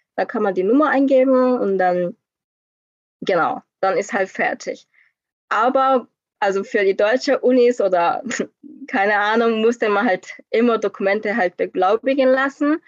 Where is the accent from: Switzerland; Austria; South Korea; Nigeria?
South Korea; German is a second language; moved away as an adult; now in Germany; ich bin auch aus Korea